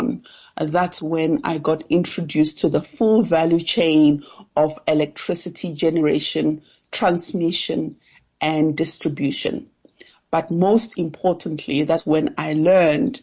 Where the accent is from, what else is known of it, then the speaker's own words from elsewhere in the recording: Giyani, Limpopo, South Africa; moved away as an adult; also born or lived in Cape Town; now in Johannesburg, South Africa; I come from Giani. Giani is a small town in Limpopo, former capital of Gazankulu. That's where my family is, and that's where I grew up